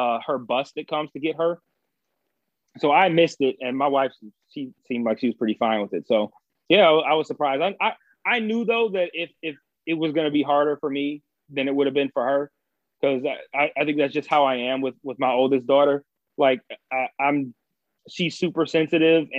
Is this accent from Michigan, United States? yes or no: yes; Detroit, Michigan, United States; moved away; I grew up in Detroit